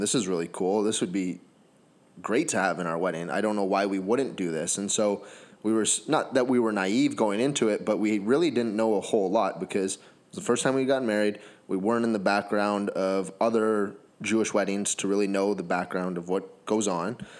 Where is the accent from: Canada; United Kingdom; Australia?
Canada; I'm Canadian